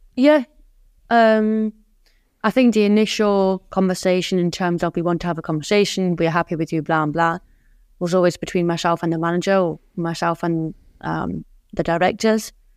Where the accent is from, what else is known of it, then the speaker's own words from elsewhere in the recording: Germany; moved away; growing up in Germany